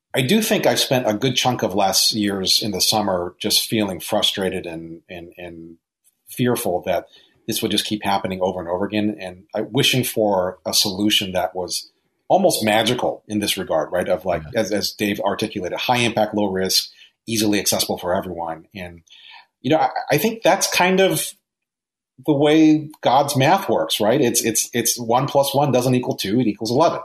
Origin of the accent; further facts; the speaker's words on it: Hawaii, United States; growing up in Hawaii